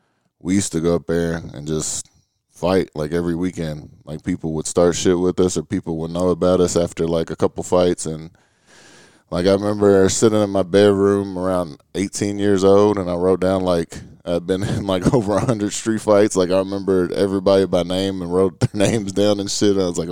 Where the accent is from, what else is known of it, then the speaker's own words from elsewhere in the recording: Louisville, Kentucky, United States; I grew up in the West End of Louisville.